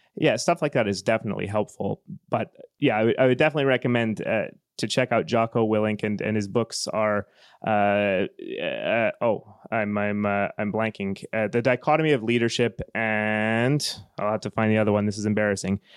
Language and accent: English; Western Canada, Canada; moved away as an adult; now in Finland; I'm from Western Canada, the, the part of Canada where, uh, most of the economy is based on oil and gas.